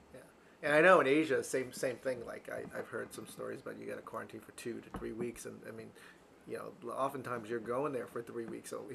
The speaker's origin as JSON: {"language": "English", "region": "East Coast", "country": "United States", "said": "I'm from the East Coast."}